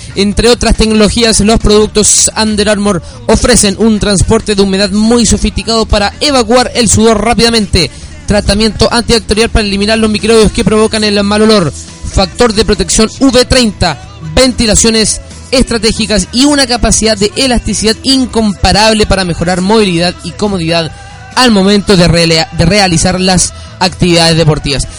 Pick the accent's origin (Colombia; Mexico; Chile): Chile; como buen chileno